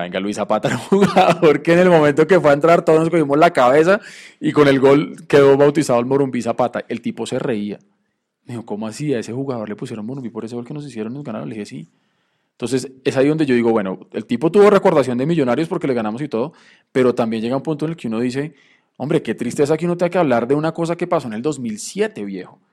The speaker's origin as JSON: {"language": "Spanish", "region": "Bogotá", "country": "Colombia", "tie": "born or raised there", "said": "todos crecimos y nos acostumbramos a ir al Estadio del Campín, que quedan galerías, un punto muy central para los que vivimos en el norte, en el sur, occidente u oriente"}